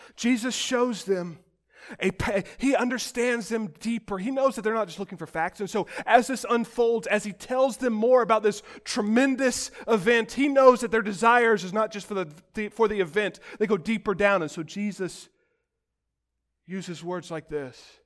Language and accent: English; United States; As modern American Christians